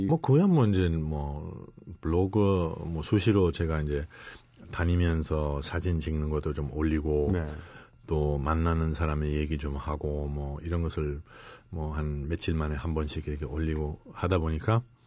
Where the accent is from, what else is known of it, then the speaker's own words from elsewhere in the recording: Germany; now in Korea; 독일 한번 태어났잖아요